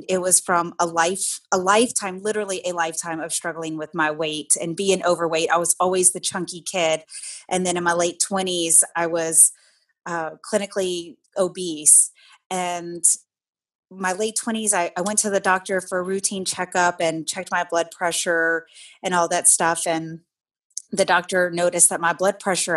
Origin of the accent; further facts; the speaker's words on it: Louisiana, United States; moved away; I grew up in Louisiana, and man, do we love food in Louisiana